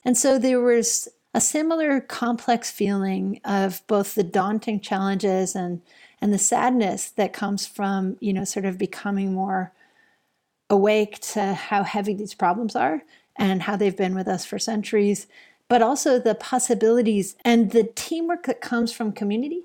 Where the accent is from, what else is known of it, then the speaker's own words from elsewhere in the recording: Buffalo, New York, United States; I grew up in Buffalo, New York